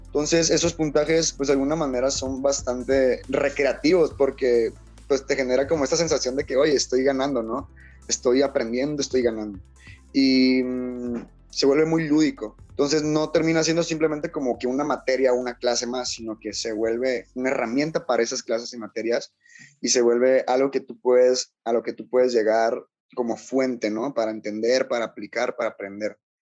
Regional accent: Tonalá, Chiapas, Mexico; soy originario de, México, específicamente pues yo nací en Tonalá, en Tonalá, Chiapas

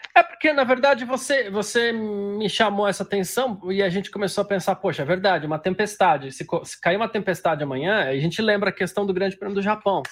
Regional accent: São Paulo, Brazil; eu sou de São Paulo

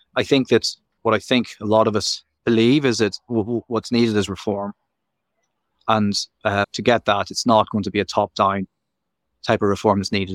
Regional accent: Belfast, Northern Ireland, United Kingdom; moved away; also born or lived in Nottinghamshire; I'm originally from Belfast, and I studied over here

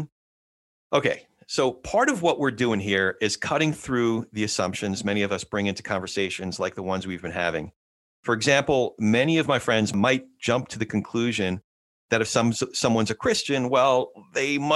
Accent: Santa Clarita, California, United States; We're north of Los Angeles in Santa Clarita Valley

